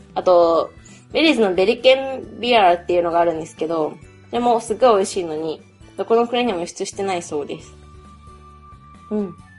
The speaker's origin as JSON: {"language": "Japanese", "country": "Japan", "said": "I'm Japanese"}